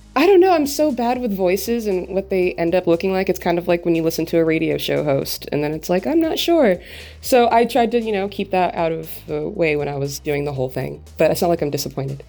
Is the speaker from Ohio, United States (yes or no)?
no; Los Angeles, California, United States; born and raised in Los Angeles, California